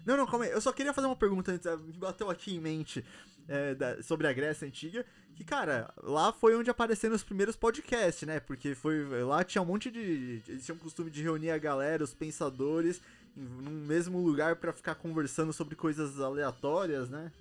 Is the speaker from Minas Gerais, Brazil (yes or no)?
no; São Paulo, Brazil; a gente é de São Paulo, a gente veio pra cá a trabalho